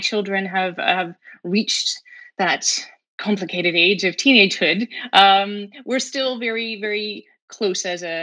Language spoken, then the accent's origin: English; Fredericton, New Brunswick, Canada; also born or lived in Boston; now in Halifax, Canada; I grew up on a hobby farm, a sheep farm, just outside of Fredericton, New Brunswick.